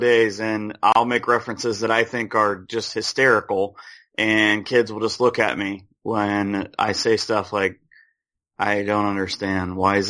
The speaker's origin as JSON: {"language": "English", "town": "Spencerville", "region": "Ohio", "country": "United States", "said": "A little town called Spencerville, Ohio, which is about halfway between Salina and Lima, which is perfect because 75 and 33 and 30 are all close to my house"}